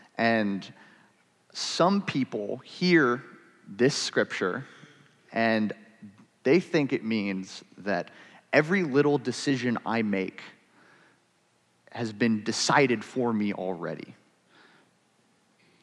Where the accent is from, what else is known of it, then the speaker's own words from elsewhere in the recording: Ohio, United States; I was born in Ohio